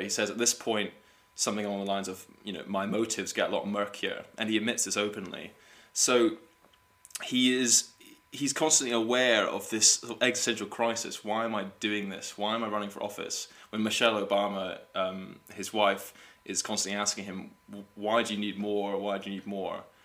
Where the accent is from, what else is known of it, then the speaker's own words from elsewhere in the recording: United States; as an American